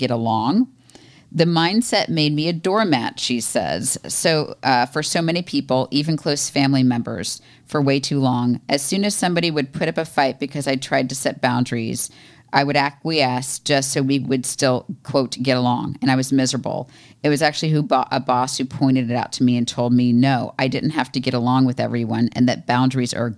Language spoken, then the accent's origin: English; Florida, United States; moved away; I'm from Florida